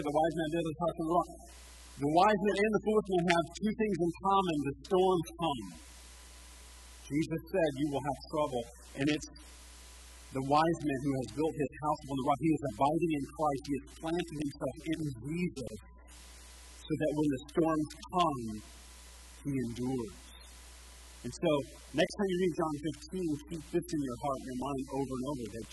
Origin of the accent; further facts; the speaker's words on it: United States; I'm American.